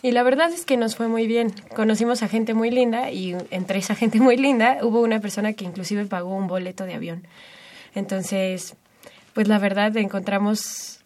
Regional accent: Mexico; como mexicanos

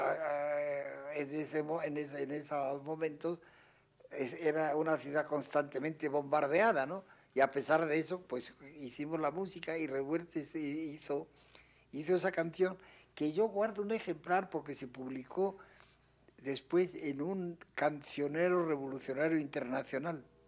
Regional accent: Spain; moved away as an adult; also born or lived in France; now in Mexico; yo salí, yo salí de, de España con las últimas fuerzas republicanas

